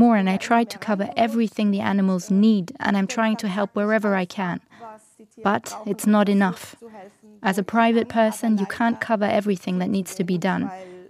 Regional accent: Germany; English is a second language; I don't know if that has something to do with the fact that I grew up in Germany.

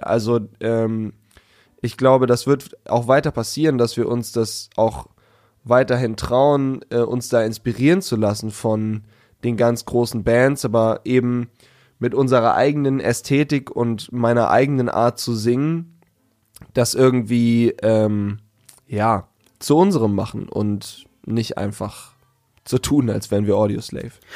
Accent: Hanover, Lower Saxony, Germany; aus Hannover

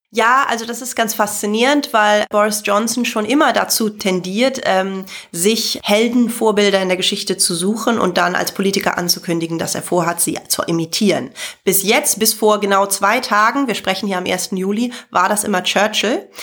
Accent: Germany; als Deutsche, sondern insgesamt als Nicht-Britin

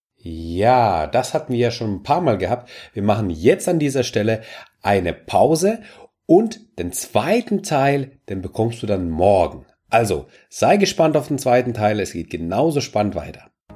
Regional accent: Russia; now in Germany; ich bin ja ähm, gebürtig aus Russland

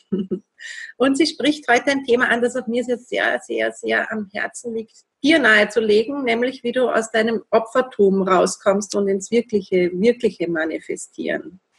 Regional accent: Vienna, Austria; accent: Viennese; Meinen Wiener Dialekt verstehen ja auch nicht immer alle. Also diese Schweizer-Wiener Mischung, die könnte jetzt interessant werden.

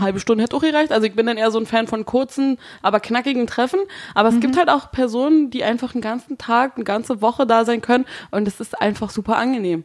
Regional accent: Brandenburg, Germany; moved away as an adult; now in Berlin, Germany; meine Familie kommt ja aus Berlin und ich bin ja nur schulemäßig in Brandenburg äh, zur Schule gegangen, was man vielleicht einmal im Dialekt hört

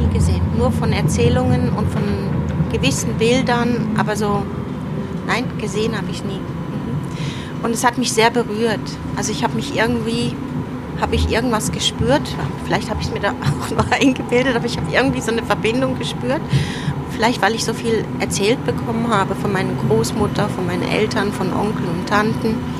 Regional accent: North Rhine-Westphalia, Germany; Vater ist 1964 nach Deutschland ausgewandert und meine Mutter ist 19, im Dezember 1966 nachgekommen. Mhm. Und ich bin neun Monate später auf die Welt

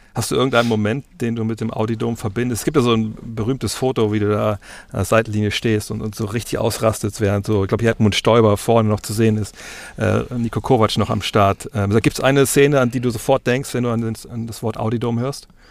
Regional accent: Wolfsburg, Lower Saxony, Germany; ich komme aus Wolfsburg

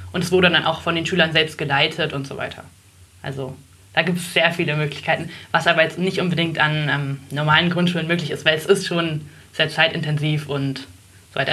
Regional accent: Oranienburg, Brandenburg, Germany; also born or lived in Berlin; wir sind rausgezogen, als ich ungefähr fünf war

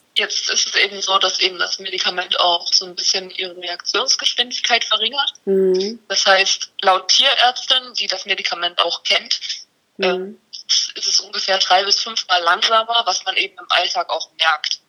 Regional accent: near Leipzig, Saxony, Germany; wir kommen ja aus der Nähe von Leipzig

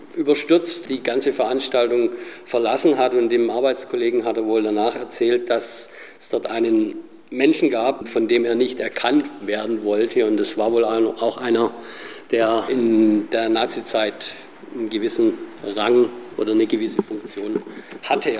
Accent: Sindelfingen, Baden-Württemberg, Germany; Als gebürtiger Sindelfinger

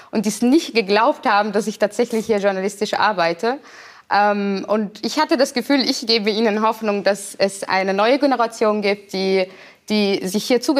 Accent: Vienna, Austria; moved away as an adult; now in Germany; Wien schon, also in Österreich, wo ich mein Leben lang, also bis zum 26. Lebensjahr gelebt habe, nie als Österreicherin gesehen wurde.

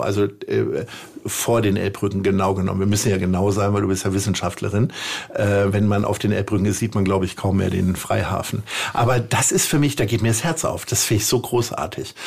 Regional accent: Stadthagen, Lower Saxony, Germany; moved away as an adult; also born or lived in Hanover; now in Hamburg, Germany; meiner Heimatstadt Stadthagen in Niedersachsen

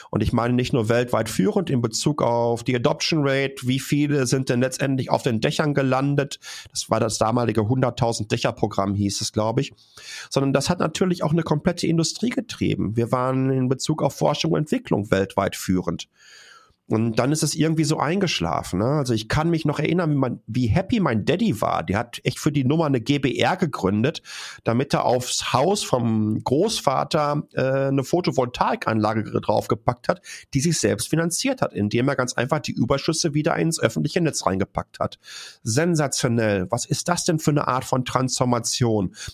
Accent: North Rhine-Westphalia, Germany; Ich komme aus einer, ähm, ich komme aus dem Ruhrgebiet, ich komme aus einer Bergbaufamilie.

